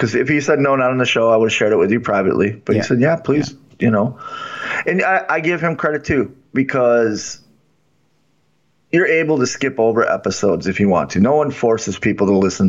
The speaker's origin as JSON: {"language": "English", "town": "Milwaukee", "region": "Wisconsin", "country": "United States", "tie": "born or raised there", "said": "I grew up in Milwaukee during the time of Jeffrey Dahmer."}